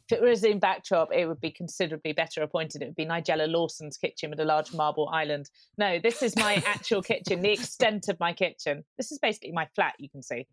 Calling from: London, United Kingdom; I'm calling you from, um, my flat in North London

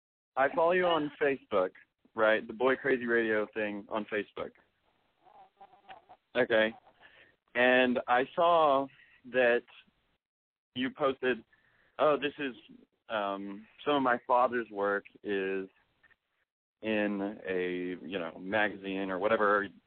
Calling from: Austin, Texas, United States; I'm 25, and I'm calling from Austin, Texas.

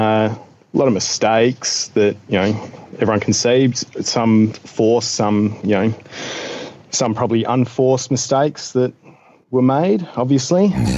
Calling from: Australia; I'm calling from Australia.

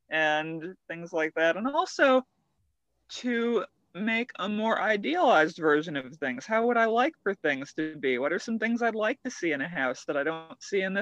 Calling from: California, United States; The Santa Cruz Mountains in California.

